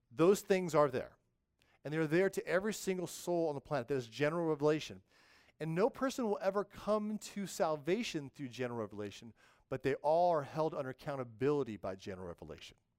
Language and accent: English; the West, United States; moved away; in the West, I grew up in the West, we had these things called earthquakes